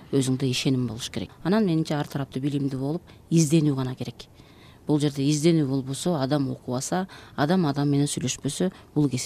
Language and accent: Kyrgyz; Uch-Korgon, Jalal-Abad Region, Kyrgyzstan; мен жалал абад областынын аксы районунан болом уч коргон деген э, совет учурунда чоң ушул пахта талаалары чоң айыл болгон э, балалыгым ошол жакта өттү